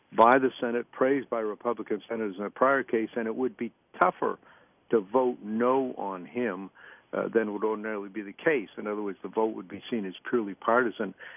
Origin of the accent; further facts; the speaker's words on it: Maine, United States; to be Americans, but especially to have been born and raised in Maine